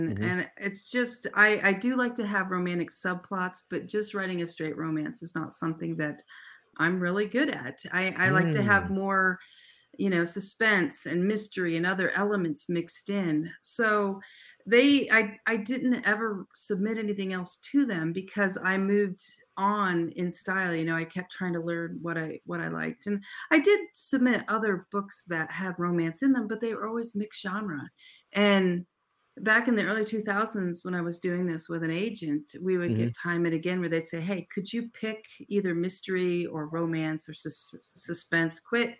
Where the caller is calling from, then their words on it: Arizona, United States; We're Arizona, so we don't change time. So right now we're on Pacific time.